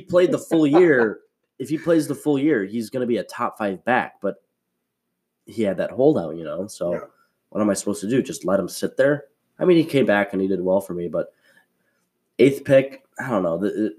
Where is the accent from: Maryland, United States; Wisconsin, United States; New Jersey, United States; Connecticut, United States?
Wisconsin, United States; I'd pick the Packers. Come on. That's my home state.